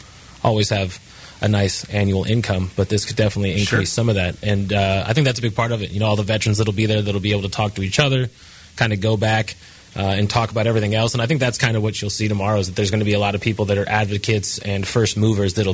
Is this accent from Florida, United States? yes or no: no; St. Louis, Missouri, United States; also born or lived in Colorado; being born and raised in St. Louis